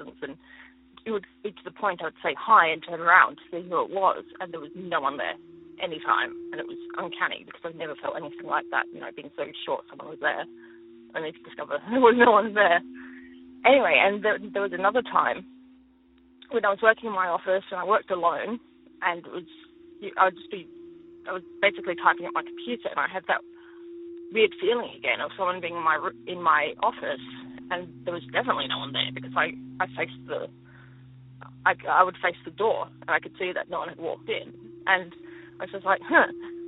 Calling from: Adelaide, South Australia, Australia; I'm calling from Adelaide.

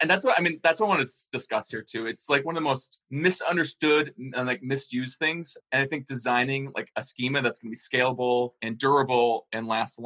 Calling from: Minneapolis, Minnesota, United States; Yo! Hey, what's up? I'm coming from Minneapolis. It's nice and cool.

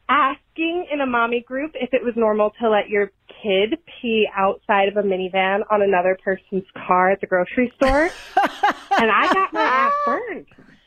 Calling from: Utah, United States; I'm a mom from Utah.

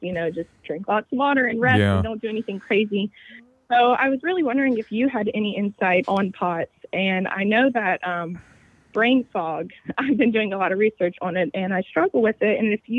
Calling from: Charleston, South Carolina, United States; So I'm calling from Charleston, South Carolina today

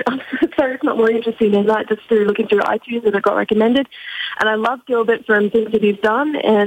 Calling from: Australia; Hello, I'm calling from Australia.

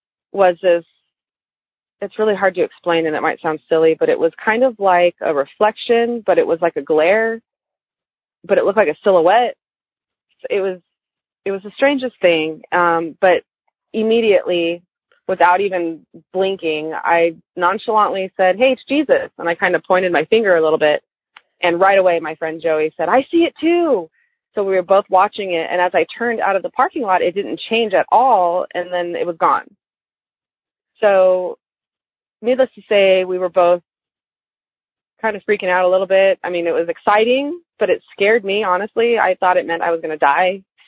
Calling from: Austin, Texas, United States; I'm calling from Austin area in Texas.

